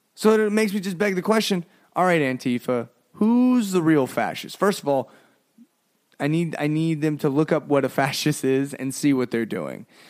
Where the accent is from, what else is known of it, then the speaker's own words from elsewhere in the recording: United States; we're an American